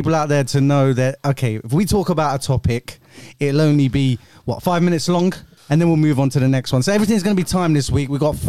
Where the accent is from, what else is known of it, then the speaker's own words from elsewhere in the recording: India; I'm Indian.